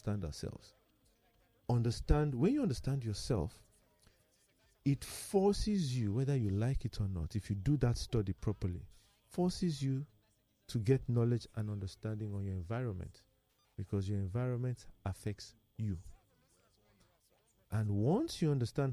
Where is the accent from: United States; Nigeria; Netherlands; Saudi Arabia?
Nigeria; as a Nigerian